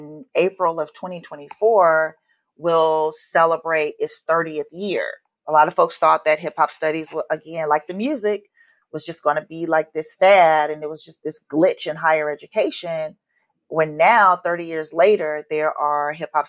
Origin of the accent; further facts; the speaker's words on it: Atlanta, Georgia, United States; moved away as an adult; also born or lived in Los Angeles; growing up in Atlanta